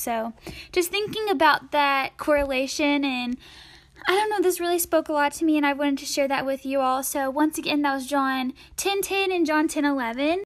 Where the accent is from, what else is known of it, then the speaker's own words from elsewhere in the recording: East Tennessee, United States; I'm from East Tennessee